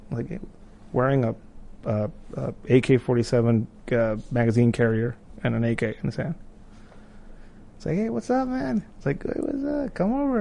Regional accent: Tijuana, Baja California, Mexico; moved away as an adult; now in United States; I grew up in Tijuana, I was a, like a skater kid

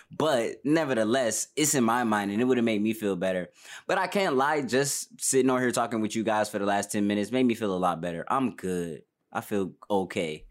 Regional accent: Detroit, Michigan, United States; moved away as an adult; now in Los Angeles, United States; I'm from Detroit, born and raised

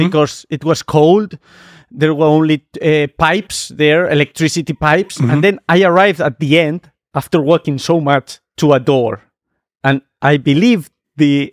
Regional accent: Spain; English is a second language; moved away; I'm from Spain

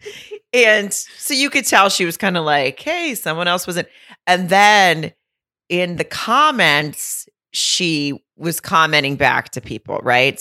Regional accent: Fayetteville, Arkansas, United States; my hometown of Fayetteville

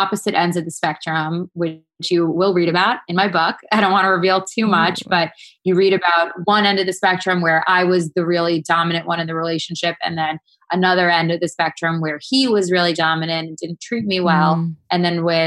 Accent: Quebec, Canada; moved away; I'm from Quebec, and I've lived in the city for what, like 10 plus years

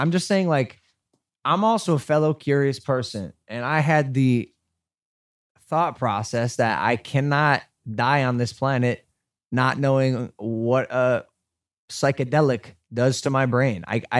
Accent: Ohio, United States; No, sir, I don't. I'm from Ohio.

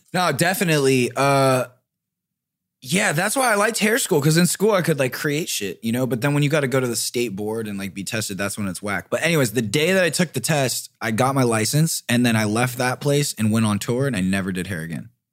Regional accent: Riverside, California, United States; now in Los Angeles, United States; I grew up in Riverside, and it was Orange Groves

